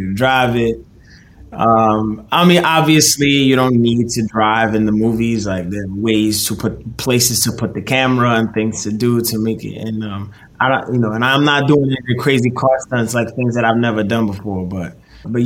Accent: New York City, New York, United States; I'm from Brooklyn

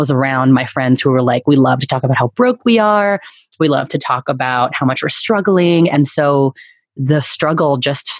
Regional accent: Bay Area, California, United States; moved away as an adult; also born or lived in New York City; going back to my hometown and eventually living with my family

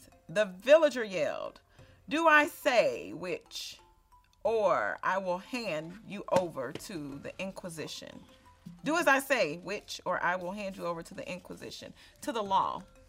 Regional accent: Chicago, Illinois, United States; accent: southern twang; I'm from Chicago, but we all migrated from Mississippi.

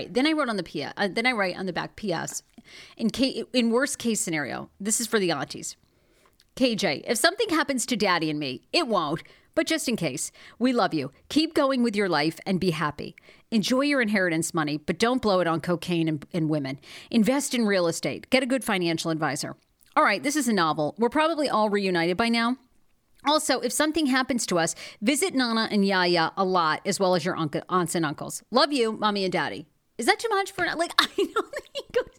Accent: Maine, United States; I grew up in Maine.

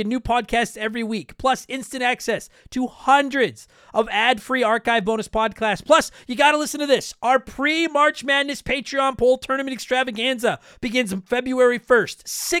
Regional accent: Canada; For baseball, I'm a Jays fan because I'm Canadian.

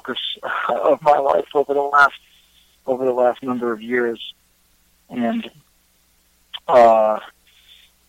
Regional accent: New York City, New York, United States; I'm from New York City. I grew up in downtown Manhattan in Greenwich Village

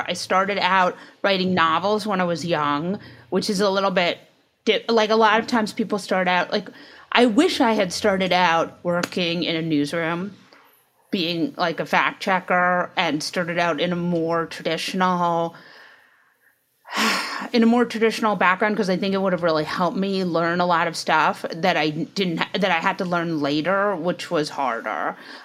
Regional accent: New York, United States; I grew up in New York

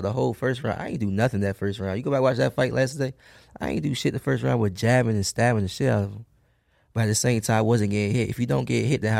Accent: Norfolk, Virginia, United States; moved away; also born or lived in Alexandria, Virginia; I'm from Norfolk, Virginia, one of the worst cities in Virginia.

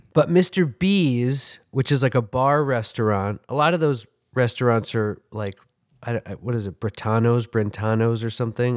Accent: New York City, New York, United States; I grew up on, in Manhattan on the Upper West Side

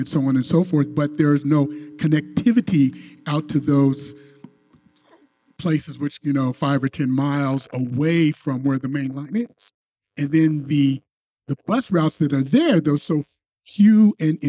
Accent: Denver, Colorado, United States; when I grew up in the Park Hill area, you know, Park Hill and City Park was predominantly people of color

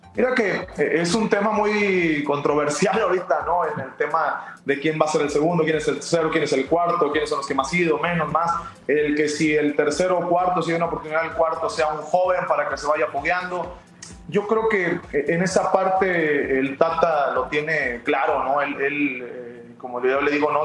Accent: Mexico; somos mexicanos

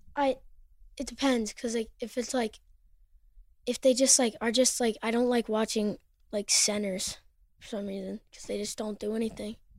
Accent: Vermont, United States; also born or lived in Los Angeles, California / Manhattan Beach, California; I was born in LA, but I grew up in Vermont

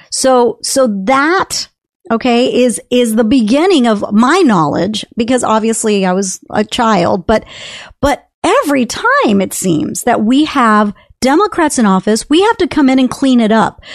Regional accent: Texas, United States; also born or lived in California; I'm a Texan. I mean, I've been a Texan since the age of ten, so, and I'm fifty-eight

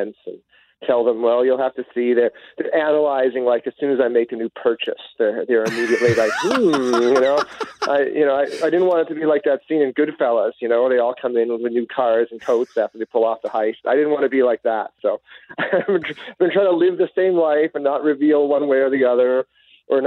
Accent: Brandon, Manitoba, Canada; now in Winnipeg, Canada; Originally from Brandon, Manitoba. I went to Vincent Massey High School in Brandon, but my spouse and I moved to Winnipeg about 7 years ago

